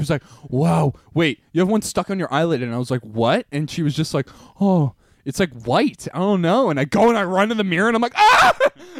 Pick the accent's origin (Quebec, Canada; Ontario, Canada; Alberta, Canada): Quebec, Canada; Montreal; Just growing up in Montreal in the 2000s, kids.